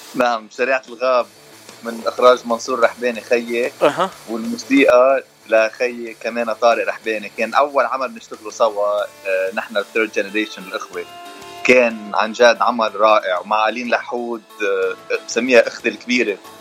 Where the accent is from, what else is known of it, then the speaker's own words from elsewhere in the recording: Lebanon; moved away as an adult; now in Los Angeles, United States; انا من لبنان